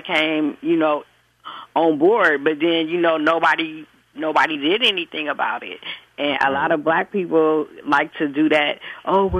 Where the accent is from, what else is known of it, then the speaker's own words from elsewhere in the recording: San Francisco, California, United States; I was born and raised in San Francisco